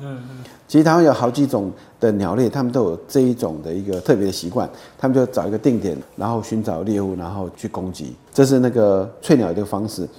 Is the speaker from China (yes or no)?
no; Taiwan; 对我们台湾人来讲，可能感觉比较不到。